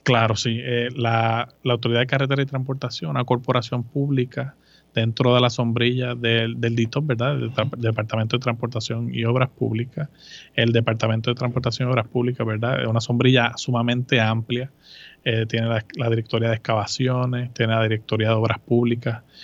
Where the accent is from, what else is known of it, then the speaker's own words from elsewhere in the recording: Moca, Puerto Rico; moved away as an adult; also born or lived in Aguadilla, Puerto Rico / Mayagüez, Puerto Rico / Virginia, United States; Yo soy eh, de Moca, de Moca, Puerto Rico, uno de cinco hijos